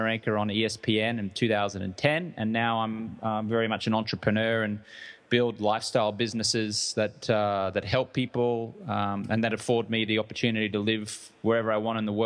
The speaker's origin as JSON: {"language": "English", "town": "Brisbane", "region": "Queensland", "country": "Australia", "tie": "born or raised there", "also_born_or_lived": "London, England / Los Angeles / Colombia", "moved": "as an adult", "said": "I'm from Australia. I grew up in Brisbane, Australia, which is on the East Coast."}